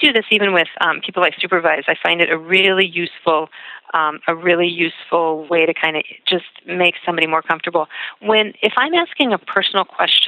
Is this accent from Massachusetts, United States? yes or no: yes; Boston, Massachusetts, United States; moved away as an adult; now in Minneapolis, United States; I'm originally from Boston, and I moved to Minneapolis about 15 years ago